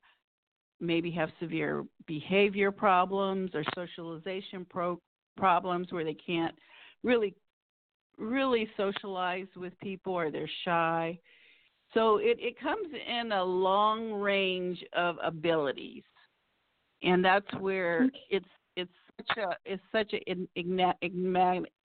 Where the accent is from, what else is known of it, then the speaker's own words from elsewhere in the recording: Pasadena, California, United States; also born or lived in Forest Grove, Oregon; I grew up in Pasadena, California, and went away to school to Oregon, Forest Grove, Oregon